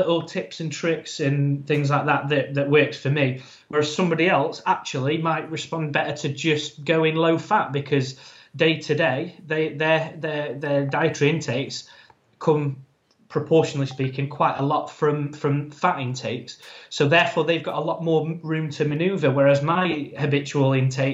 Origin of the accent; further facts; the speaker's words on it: Ireland; I'm an Irish man, so there's a saying in my family